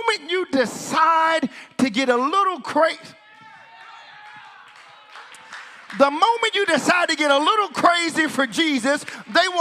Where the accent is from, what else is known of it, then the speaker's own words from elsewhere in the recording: United States; moved away; I'm from the States